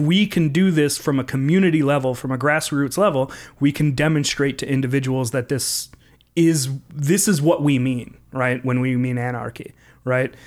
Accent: Minneapolis, Minnesota, United States; I come from Southside Minneapolis

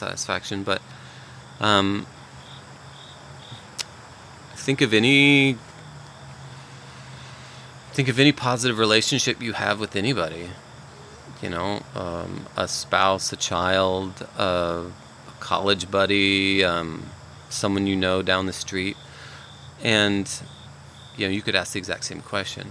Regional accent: United States; I understand God in part as an American because it's simply who I am

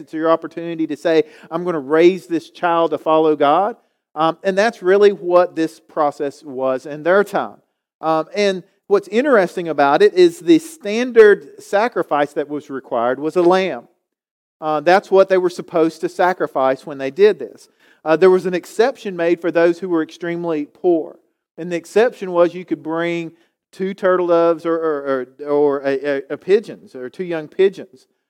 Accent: Galax, Virginia, United States; I grew up here in Galax

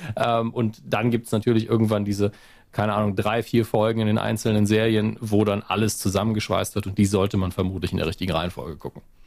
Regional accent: Germany; als Deutscher

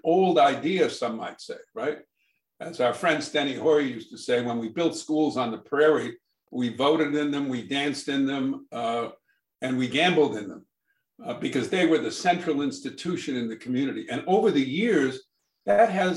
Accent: Brookline, Massachusetts, United States; I grew up in Brookline, Massachusetts, where there are town meetings.

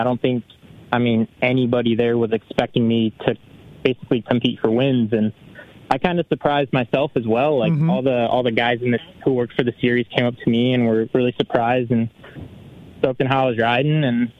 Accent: Canada; I'm basically Canadian and don't like poutine. I guess I'm not that Canadian.

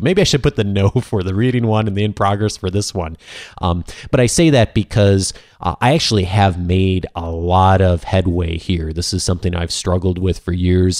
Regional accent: Midwest, United States; I grew up in the Midwest

